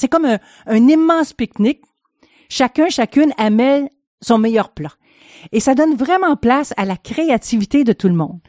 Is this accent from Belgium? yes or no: no; Quebec, Canada; moved away as an adult; also born or lived in France / Switzerland; je suis canadienne, québécoise